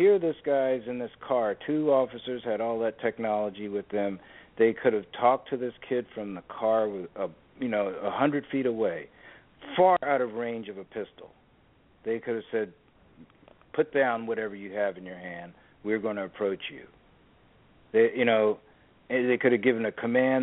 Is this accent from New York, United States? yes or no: no; Washington, District of Columbia, United States; I grew up in Washington, D.C.